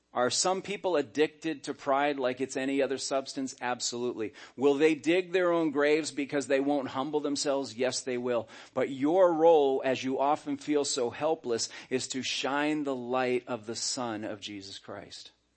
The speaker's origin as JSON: {"language": "English", "country": "United States", "tie": "born or raised there", "said": "I was born in America"}